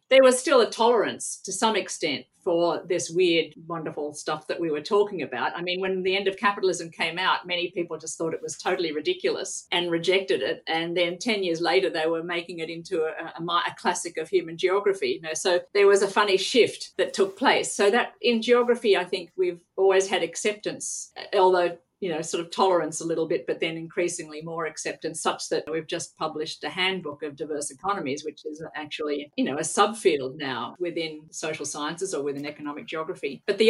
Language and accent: English; Australia; moved away as an adult; Well, it was funny because I came from Australia having completed a degree in geography.